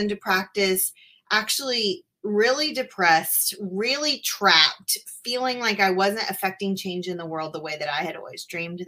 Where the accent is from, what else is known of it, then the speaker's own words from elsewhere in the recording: Tennessee, United States; also born or lived in Appalachia, Tennessee / Memphis, Tennessee / Franklin, Tennessee; I'm from Tennessee, and I have lived here my whole life, but I've lived all across the state, from the mountains in Appalachia to Memphis